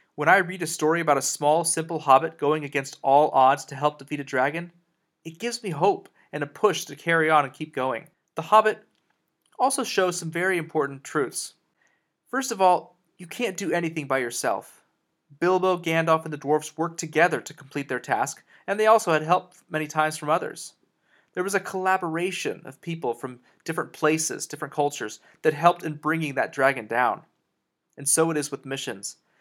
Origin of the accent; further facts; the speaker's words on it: Texas, United States; also born or lived in Colorado, United States / Dallas-Fort Worth, Texas; I was born in Colorado, but uh, moved to Texas when I was nearly 10 years old